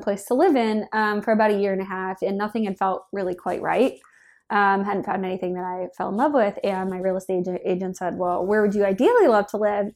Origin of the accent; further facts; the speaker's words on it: Minnesota, United States; moved away as an adult; now in San Francisco, United States; I grew up in Minnesota